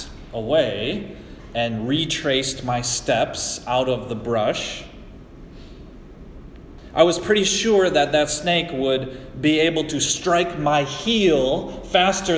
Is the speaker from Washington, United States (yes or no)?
no; Michigan, United States; I grew up in Michigan, and we don't have poisonous snakes.